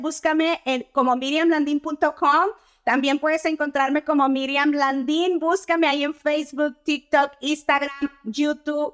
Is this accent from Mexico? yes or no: yes; Torreón, Coahuila, Mexico; moved away as an adult; now in United States; soy ciudadana americana nacida en Torreón, Coahuila, México. Llegué Ah, en el 2008 con un pequeño niño de tres años de edad.